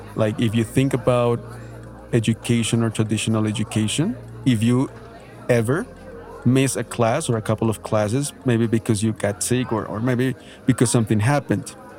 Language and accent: English; Bogotá, Colombia; English is a second language; I studied at a, at a public school here in Bogota, Colombia.